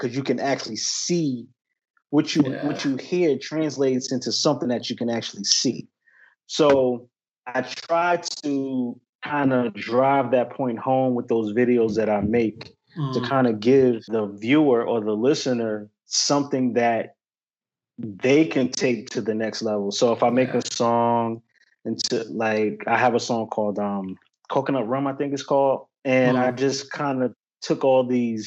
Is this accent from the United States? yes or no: yes; Peekskill, New York, United States; moved away as an adult; also born or lived in Edinboro, Pennsylvania; now in North Carolina, United States; I'm from Peekskill, New York.